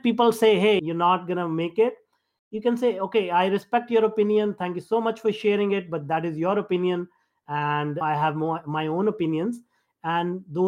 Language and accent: English; India; me being an Indian